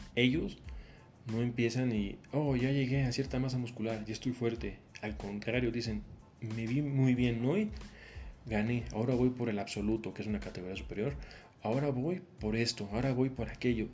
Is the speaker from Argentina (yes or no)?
no; Mexico; yo soy de México